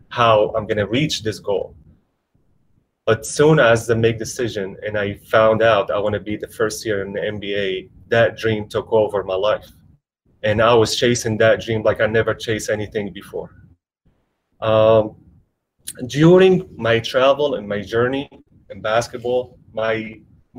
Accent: Damascus, Damascus Governorate, Syria; moved away; I grew up in Damascus

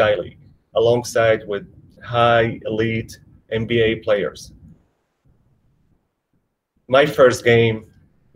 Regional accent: Damascus, Damascus Governorate, Syria; moved away; I grew up in Damascus

